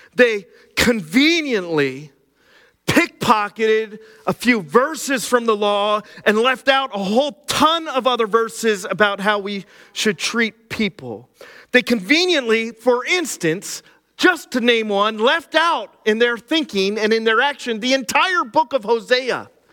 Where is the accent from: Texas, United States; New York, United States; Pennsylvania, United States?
Pennsylvania, United States; Cressona; I grew up in Schuylkill County, right here in Kersona.